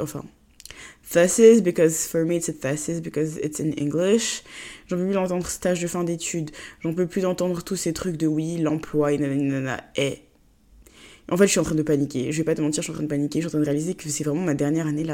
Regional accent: Côte d’Ivoire; moved away as an adult; now in France; j'ai grandi en Côte d'Ivoire et que mes parents vivent en Côte d'Ivoire et que moi je suis juste en France euh, pour mes études

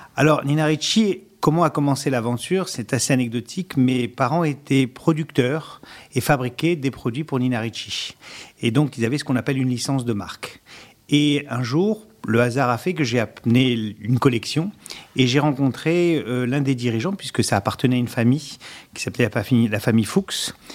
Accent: Sarcelles, Île-de-France, France; je suis né à Sarcelles dans le Val d'Oise et comme dans ma grande jeunesse, euh, il fallait savoir se défendre

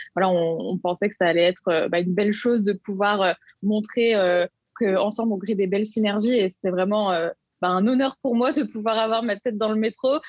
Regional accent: Lyon, Auvergne-Rhône-Alpes, France; j'habite à Lyon. Je suis née à Lyon, donc je suis vraiment une pure lyonnaise.

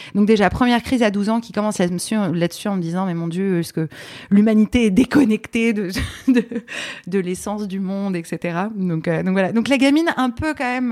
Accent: Paris, Île-de-France, France; also born or lived in Poland; Je suis née à Paris

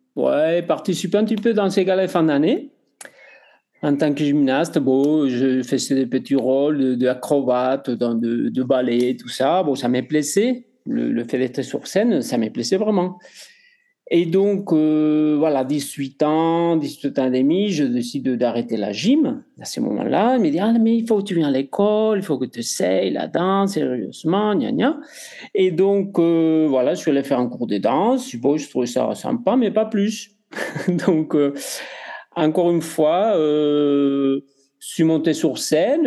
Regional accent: Spain; accent: Spanish; French is a second language; moved away; Je suis espagnol, vous entendez mon accent

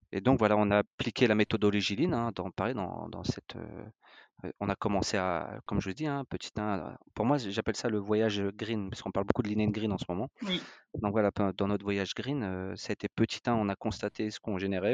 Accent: France; on est français, on est des latins

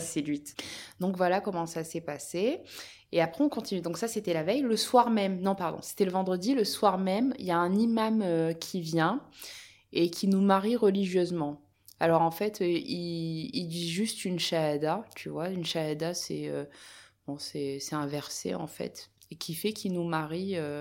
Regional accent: Apt, Provence-Alpes-Côte d'Azur, France; je suis originaire d'Apt dans le Vaucluse

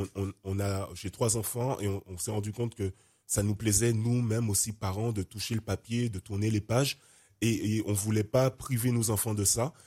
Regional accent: Guadeloupe; also born or lived in Martinique; j'ai grandi en Guadeloupe, ma mère martiniquaise

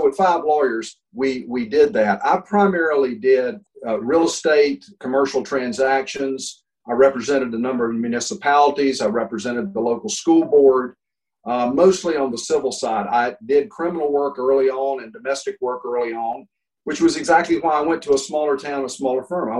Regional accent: Boone, North Carolina, United States; I was actually born in Boone, North Carolina, which is where Appalachian State is. My paternal and maternal heritage goes back as far as I can find.

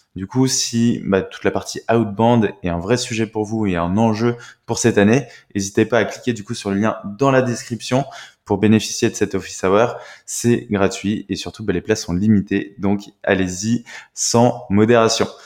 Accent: France; en tant que Français

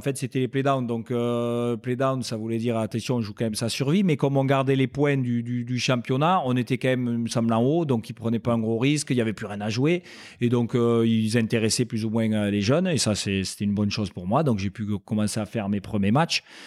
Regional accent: Castres, Occitania, France; j'étais originaire de Castres, donc voilà, je suis un pur castré et donc voilà j'ai j'ai vécu euh, mes débuts euh, là-bas.

